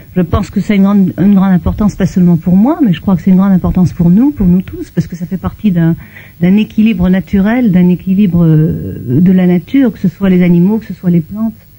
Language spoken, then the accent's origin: French; Belgium; now in France; Je viens de Belgique